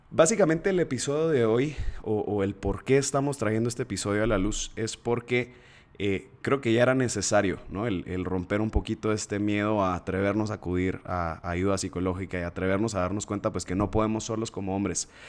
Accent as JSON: {"language": "Spanish", "country": "Guatemala", "accent": "chapín", "said": "no se me va a perder mi acento chapín, carajo. Aquí estamos entonces entre puros guatemaltecos."}